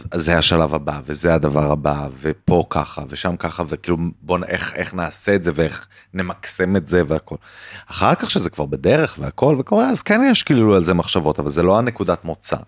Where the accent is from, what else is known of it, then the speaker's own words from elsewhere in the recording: Jerusalem, Jerusalem District, Israel; אני כאילו ילד טוב ירושלים